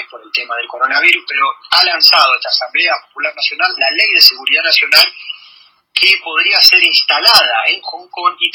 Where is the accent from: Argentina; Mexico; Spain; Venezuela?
Argentina; Como, como, argentinos